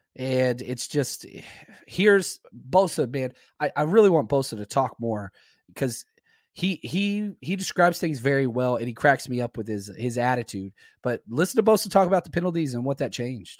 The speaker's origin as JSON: {"language": "English", "town": "Dallas", "region": "Texas", "country": "United States", "said": "I'm from Dallas"}